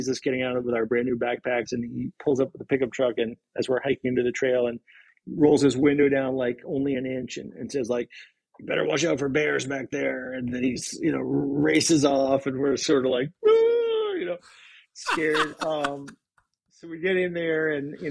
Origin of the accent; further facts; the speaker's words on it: Boston, Massachusetts, United States; moved away as an adult; also born or lived in Maine; now in Seattle, United States; I'm from Boston